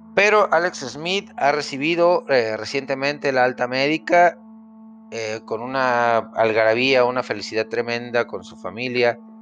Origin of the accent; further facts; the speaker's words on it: Mexico; como latino, como mexicano